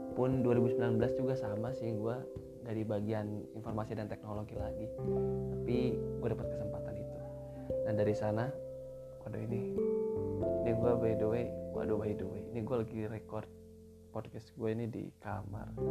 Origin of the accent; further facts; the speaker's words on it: Sukabumi, West Java, Indonesia; moved away as an adult; now in Egypt; Di Sukabumi, gua lahir di Sukabumi.